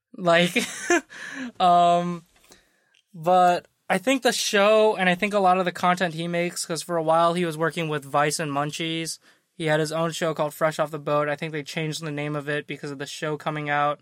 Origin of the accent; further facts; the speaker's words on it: Midwest, United States; I'm from the Midwest.